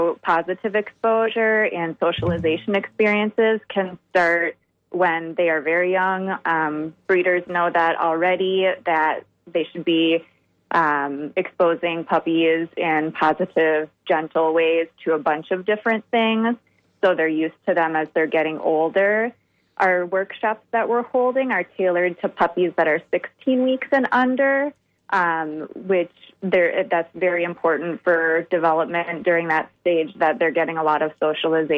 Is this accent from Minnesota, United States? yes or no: yes; Minnesota and the Wisconsin area, United States; moved away; I'm originally from Minnesota and the Wisconsin area